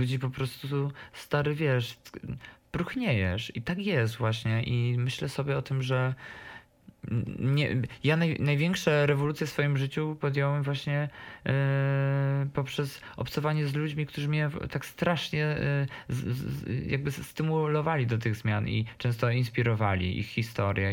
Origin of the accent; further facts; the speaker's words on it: Podkarpacie, Rzeszów, Subcarpathian Voivodeship, Poland; now in Warsaw, Poland; jestem z małej miejscowości i z Podkarpacia i promuję ten region jak mogę